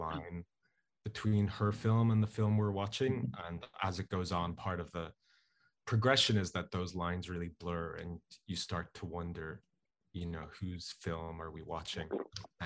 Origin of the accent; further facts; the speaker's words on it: Dublin, Leinster, Ireland; myself and my friends and people I knew growing up in Dublin